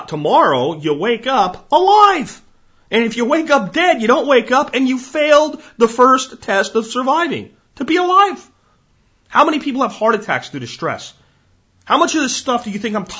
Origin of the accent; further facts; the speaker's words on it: Pennsylvania, United States; When I grew up in Pennsylvania